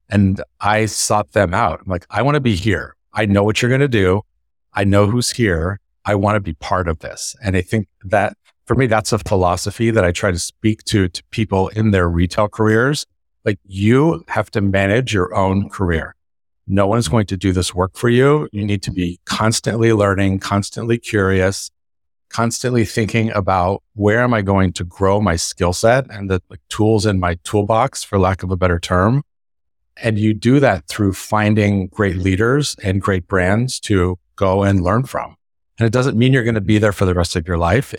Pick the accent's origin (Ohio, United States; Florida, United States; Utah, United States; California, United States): California, United States; Northern; from Northern California and I grew up in a family that was in the construction business